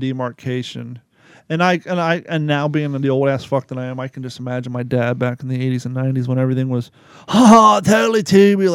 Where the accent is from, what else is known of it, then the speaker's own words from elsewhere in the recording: Ohio, United States; accent: cornbread accent; moved away as an adult; also born or lived in Kentucky / Long Beach, California; growing up in Ohio, in farmland and in the suburbs